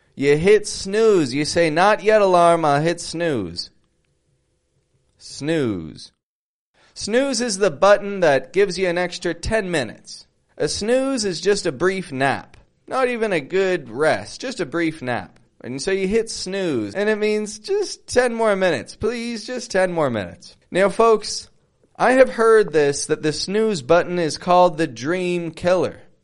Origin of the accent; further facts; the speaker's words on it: Toronto, Ontario, Canada; now in Mexico; I'm from Canada, from Toronto.